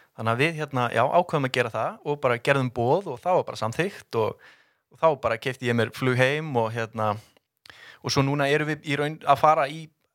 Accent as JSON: {"language": "Icelandic", "town": "Garðabær", "region": "Capital Region", "country": "Iceland", "tie": "born or raised there", "said": "ólst upp í Garðabænum"}